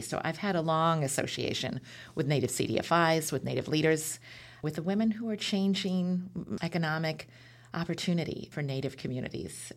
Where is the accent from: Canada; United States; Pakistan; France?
United States; Beaverton, Oregon; also born or lived in Portland, Oregon; Born in Portland, grew up in the Beaverton area